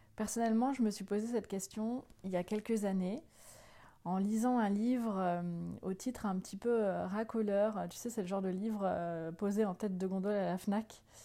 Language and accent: French; northern France, France; Je viens du, euh, nord de la France